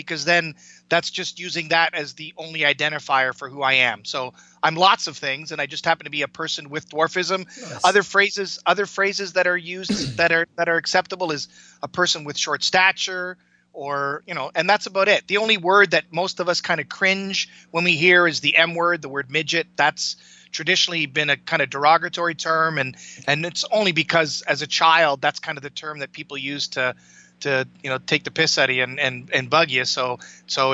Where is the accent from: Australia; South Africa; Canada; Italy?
Canada; I grew up in Canada, I was born in the mid 60s, grew up in the 70s